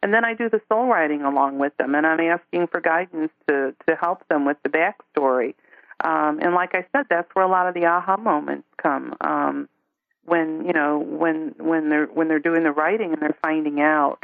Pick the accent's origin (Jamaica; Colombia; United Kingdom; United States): United States; Chicago, Illinois; I grew up in Chicago, but that never felt like home